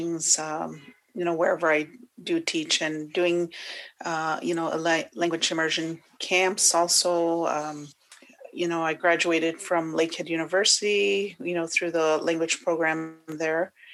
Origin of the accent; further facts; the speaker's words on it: Wikwemikong, Ontario, Canada; moved away; I am originally from Wikwem Kong on Manitoulin Island, and I am Anishinaabe and Odawa.